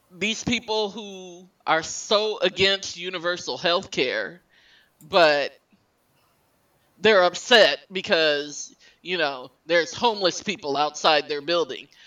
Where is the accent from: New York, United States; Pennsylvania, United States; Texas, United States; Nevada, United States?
Texas, United States; El Paso; moved away as an adult; now in Michigan, United States; my home state